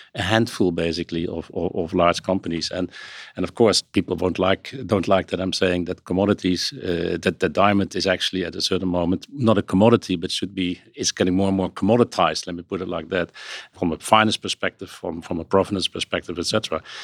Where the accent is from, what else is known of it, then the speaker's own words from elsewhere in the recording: Netherlands; accent: Dutch; now in New York, United States; my accent has this Dutch roots